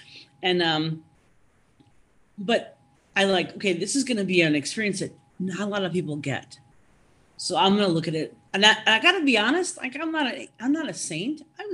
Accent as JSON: {"language": "English", "region": "Minnesota", "country": "United States", "said": "I said, oh, I'm from Minnesota."}